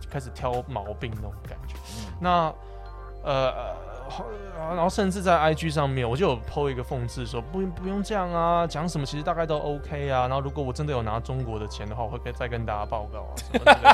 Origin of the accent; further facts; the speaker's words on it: Taiwan; 我就住在台湾，我在这边长大